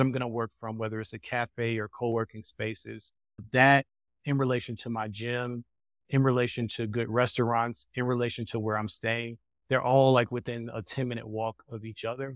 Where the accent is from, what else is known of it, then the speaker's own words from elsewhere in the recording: United States; moved away; as an American